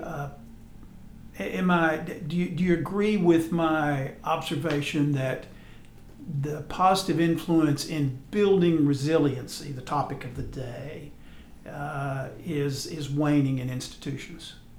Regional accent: Texas, United States; moved away; also born or lived in Alabama; I grew up in Texas, and I'm familiar with the Texas coast

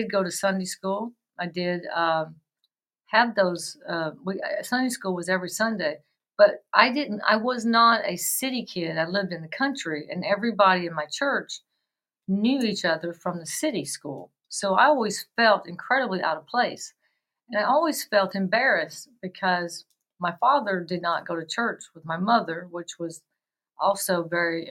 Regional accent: West Tennessee, United States; I grew up in the South and West Tennessee

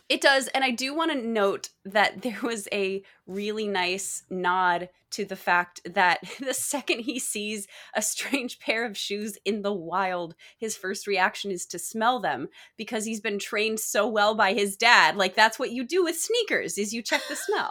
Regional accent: Texas, United States; also born or lived in Michigan; I was born in Michigan, but I lived in Texas for the majority of my growing up years

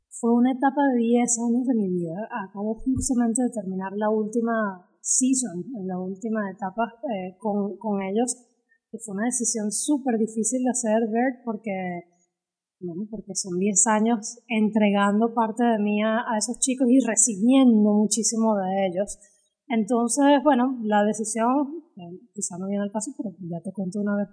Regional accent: Caracas, Capital District, Venezuela; moved away as an adult; now in United States; vivimos en Caracas juntas mucho tiempo, o sea, yo me fui de Caracas teniendo 23, 24 años de edad

